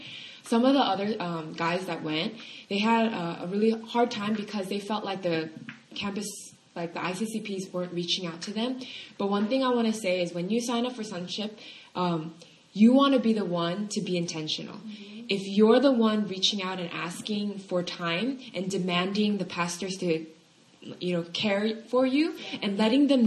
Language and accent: English; California, United States; moved away; I'm from California